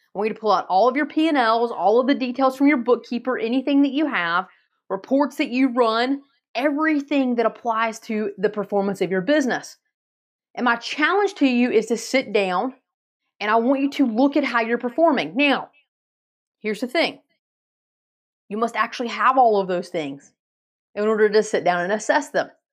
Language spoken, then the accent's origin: English; Asheville, North Carolina, United States; I'm from Asheville, North Carolina